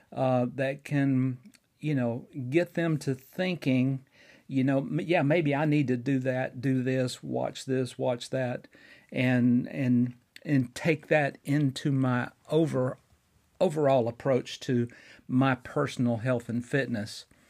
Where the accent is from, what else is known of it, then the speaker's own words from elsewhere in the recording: Fort Payne, Alabama, United States; my hometown of Fort Payne, Alabama